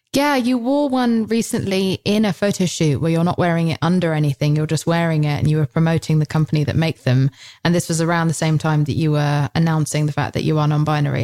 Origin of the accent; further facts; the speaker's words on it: United Kingdom; I'm British.